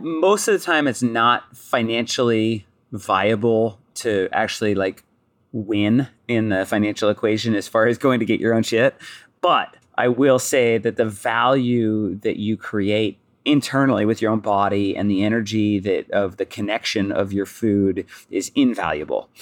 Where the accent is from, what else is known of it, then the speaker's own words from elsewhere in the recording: Pacific Northwest, United States; I'm from the Northwest